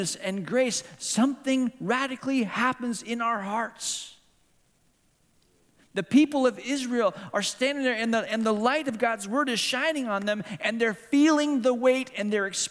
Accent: Hong Kong; moved away; this is my hometown. I grew up in this town

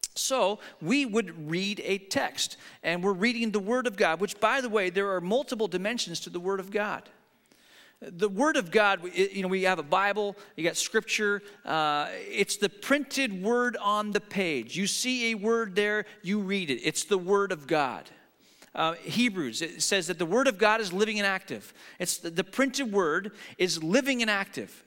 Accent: the Northwest, Pacific Northwest, United States; we're from the Northwest

